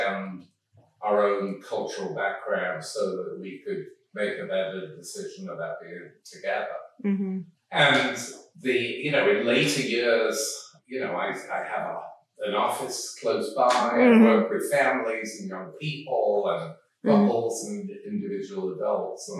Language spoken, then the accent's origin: English; Manchester, North West England, United Kingdom; moved away; I grew up in Manchester in the north of England